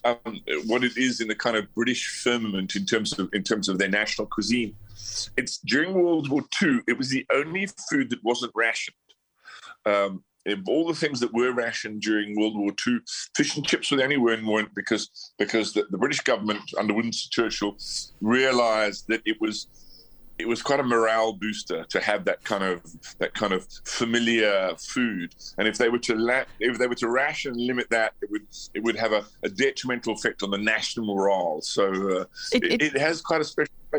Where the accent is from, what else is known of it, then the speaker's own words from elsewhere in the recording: Johannesburg, Gauteng, South Africa; I grew up in Johannesburg